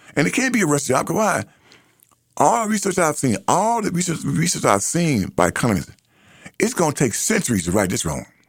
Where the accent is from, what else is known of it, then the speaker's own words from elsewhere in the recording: United States; I am an American.